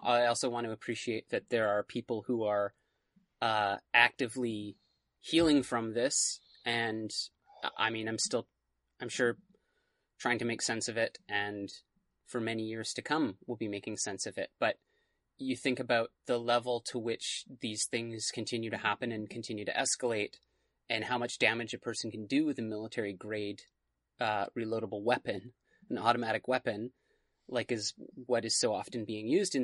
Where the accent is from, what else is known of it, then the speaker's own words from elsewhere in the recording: Canada; as a Canadian